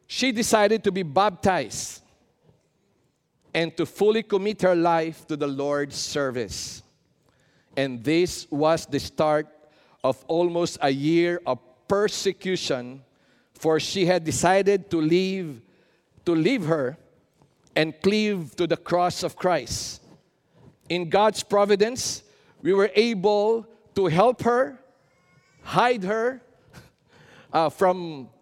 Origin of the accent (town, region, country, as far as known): Philippines